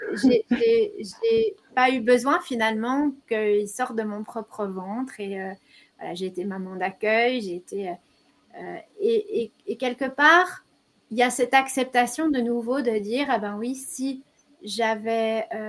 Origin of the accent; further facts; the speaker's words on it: Belgium; chez nous, en Belgique, on appelle ça autrement